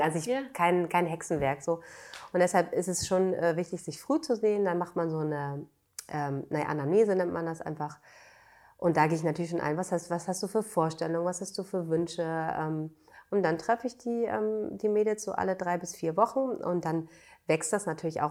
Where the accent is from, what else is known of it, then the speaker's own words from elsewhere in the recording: Bad Segeberg, Schleswig-Holstein, Germany; moved away as an adult; now in Berlin, Germany; Ich bin in Schleswig-Holstein aufgewachsen, äh, in Bad Segeberg